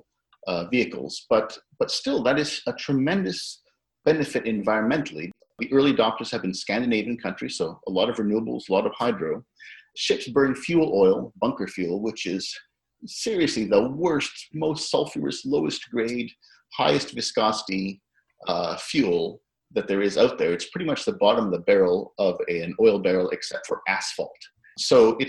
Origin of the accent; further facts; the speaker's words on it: Canada; Being Canadian